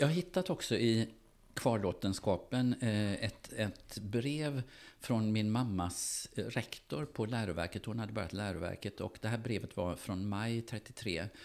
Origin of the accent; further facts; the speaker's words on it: Gothenburg, Västra Götaland, Sweden; jag växte upp i Göteborg